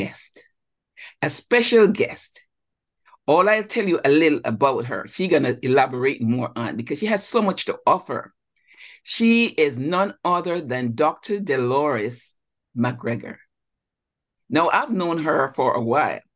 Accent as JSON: {"language": "English", "country": "Jamaica", "moved": "as an adult", "lives_now": "United States", "said": "I'm also from Jamaica, West Indies"}